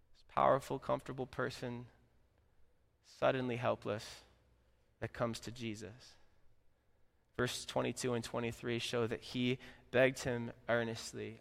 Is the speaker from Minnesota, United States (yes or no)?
no; Florida, United States; moved away as an adult; now in Midwest, United States; I'm from Florida